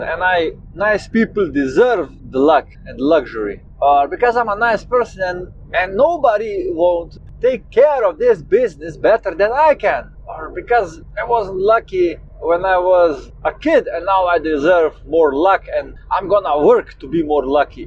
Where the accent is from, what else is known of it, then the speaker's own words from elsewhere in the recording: Slovenia; I'm 27 years old and I come from Slovenia.